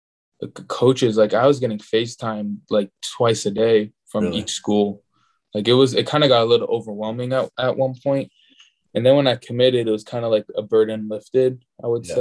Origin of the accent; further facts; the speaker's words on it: Southern California, United States; I'm from SoCal